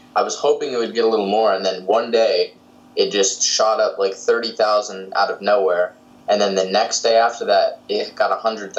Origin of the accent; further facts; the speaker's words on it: Southern California, United States; a filmmaker from Southern California, currently living